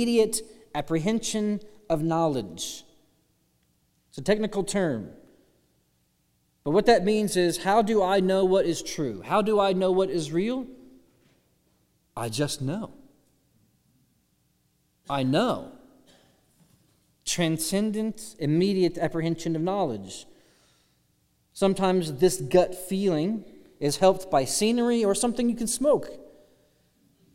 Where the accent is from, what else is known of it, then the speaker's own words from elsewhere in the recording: Austin, Texas, United States; now in Alabama, United States; I'm from Austin, Texas.